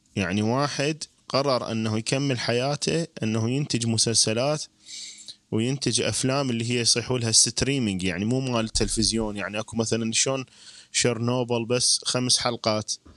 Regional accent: Iraq; نحن كشعب عراقي

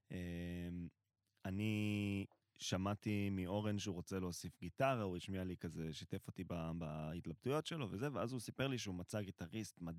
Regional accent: Israel; now in Tel Aviv, Israel; אני, אני גר במרכז תל אביב, עובד במרכז תל אביב, הדרך שלי לעבודה זה דרך שהיא אמורה לקחת, אני רגיל, גדלתי בקיבוץ, ואני רגיל לנסוע באופניים לפי המרחק, לא לפי התנועה.

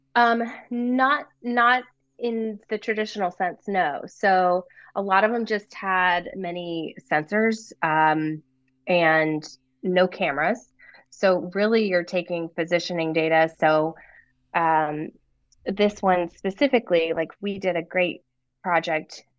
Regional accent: Raleigh, North Carolina, United States; moved away as an adult; also born or lived in Rhode Island / San Diego; I was born here in North Carolina

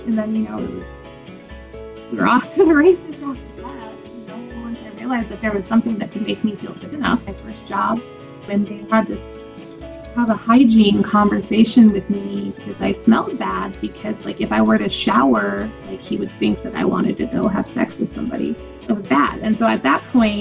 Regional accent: Lancaster, California, United States; I was brought up in Lancaster, California, which is like the last city going north in Los Angeles County

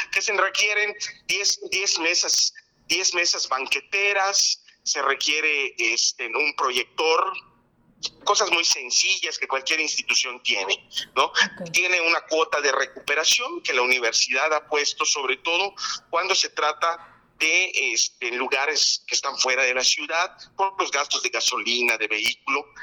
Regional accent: Yucatán, Mexico; Nosotros los yucatecos

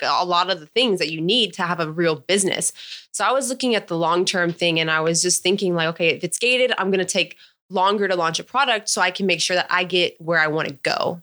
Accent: Palm Springs, California, United States; also born or lived in Menifee, California; I grew up in Palm Springs, and then I graduated high school in Menifee, California.

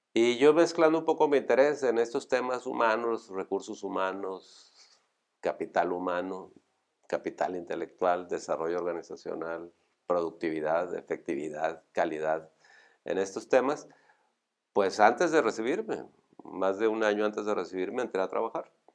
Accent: Monterrey, Nuevo León, Mexico; Como buen regio, pues yo estudié en el TEC, me recibí

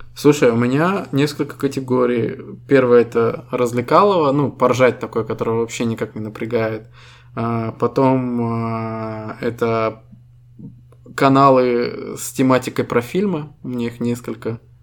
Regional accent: Estonia; Мы ребята из Эстонии

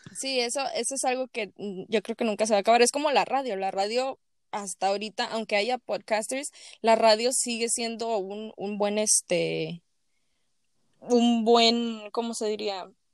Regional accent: Mexico; moved away; tú y yo como mexicanos

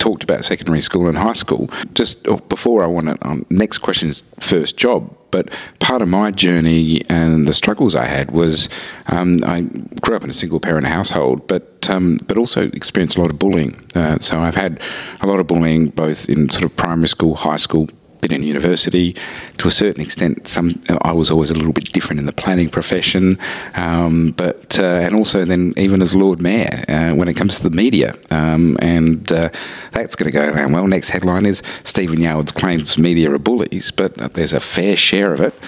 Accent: Whyalla, South Australia, Australia; I was born in Whyalla, which is a very small, relatively small, 30,000 industrial town in regional South Australia

